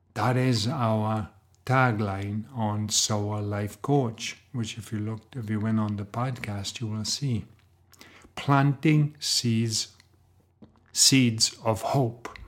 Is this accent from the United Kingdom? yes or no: yes; Wales, United Kingdom; I grew up in Wales, in Great Britain